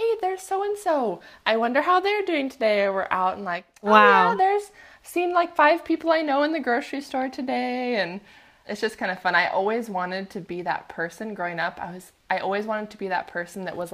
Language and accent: English; Puyallup, Washington, United States; also born or lived in Oregon; now in Port Angeles, United States; I grew up in Puyallup